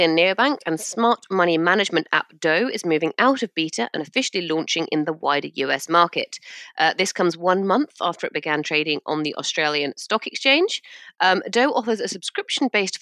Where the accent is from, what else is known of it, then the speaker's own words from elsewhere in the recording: United Kingdom; I'm British